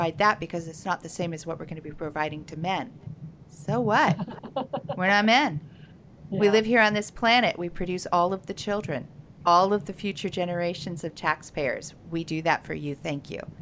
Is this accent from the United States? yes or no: yes; United States